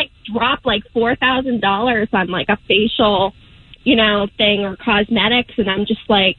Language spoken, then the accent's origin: English; Boston, Massachusetts, United States; accent: Boston; I have a Boston accent